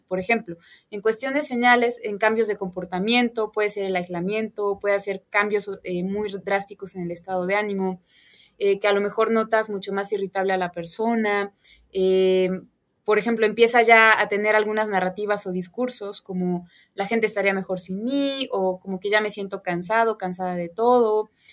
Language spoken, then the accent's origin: Spanish; Puebla, Mexico; yo soy poblana